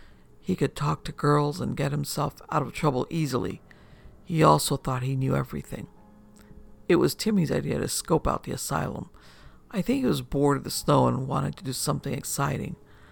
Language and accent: English; Wisconsin, United States; I was born and raised in Wisconsin. Wisconsin in general is known for our cheese, our cows, and our love of beer